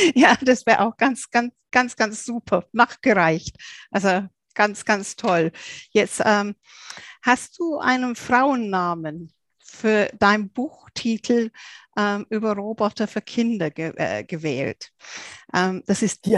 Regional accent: England, United Kingdom; moved away; ich bin ja Engländerin

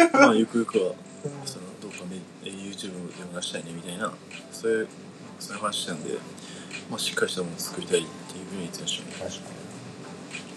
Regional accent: Miyazaki, Japan; born or raised there; moved away

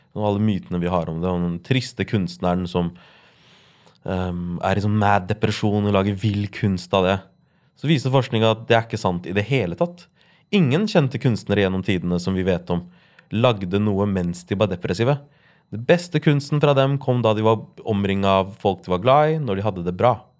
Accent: Larvik, Vestfold, Norway; jeg vokste opp i Larvik

